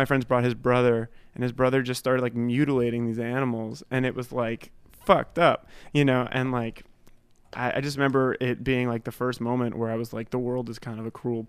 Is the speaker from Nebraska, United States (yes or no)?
no; Berkley, Massachusetts, United States; I grew up in Massachusetts, in like a really small town called Berkeley, and kind of woodsy area.